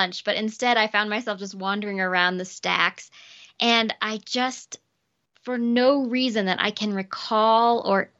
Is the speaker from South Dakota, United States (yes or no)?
yes; South Dakota, United States; I grew up in South Dakota